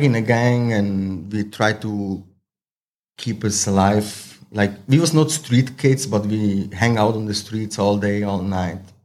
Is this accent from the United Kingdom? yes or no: no; Zurich, Switzerland; English is a second language; now in Thailand; I'm original from Slovenia, Croatia mix, um, but raised in Switzerland. So I grow up most of the time in Switzerland. I'm born in Switzerland.